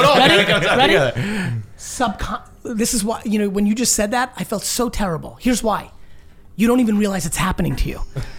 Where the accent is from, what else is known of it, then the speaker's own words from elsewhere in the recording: Russia; born there; moved away; I was born in Russia, so there was no history of family fandom.